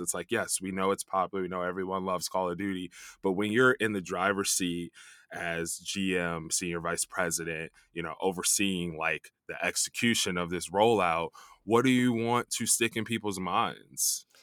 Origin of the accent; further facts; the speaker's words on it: Chicago, Illinois, United States; also born or lived in New York; now in Los Angeles, United States; I, I lived in New York for a long time, grew up in Chicago.